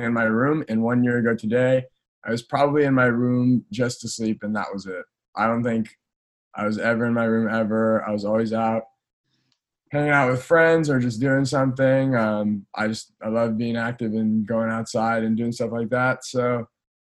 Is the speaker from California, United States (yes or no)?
yes; Gardena, California, United States; I grew up in Southern California